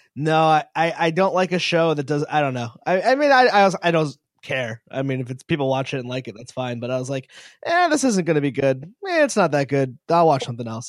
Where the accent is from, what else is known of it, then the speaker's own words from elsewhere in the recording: Connecticut, United States; now in Rhode Island, United States; I'm from New England. I, I, I'm from Connecticut. I live in Rhode Island